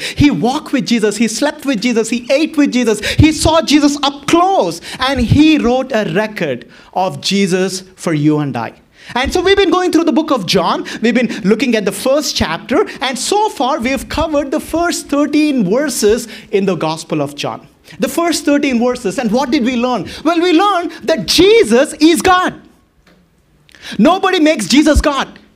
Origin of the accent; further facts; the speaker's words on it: Boston, Massachusetts, United States; I'm from Boston